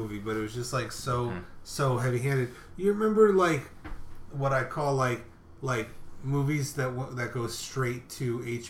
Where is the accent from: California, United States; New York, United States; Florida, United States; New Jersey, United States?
New York, United States; people are like, where's your New York accent? And I'm like, which New York?